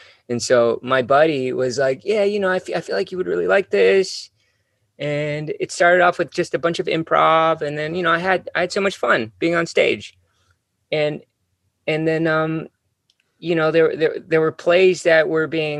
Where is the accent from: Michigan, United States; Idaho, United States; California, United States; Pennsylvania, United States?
California, United States; Hacienda Heights; I grew up in Hacienda Heights. It's sort of east from LA, about maybe about 50 minutes east